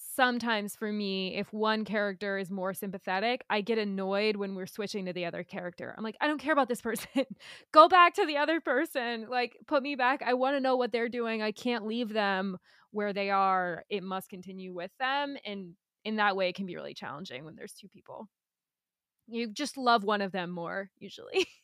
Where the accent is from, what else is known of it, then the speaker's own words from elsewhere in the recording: United States; as an American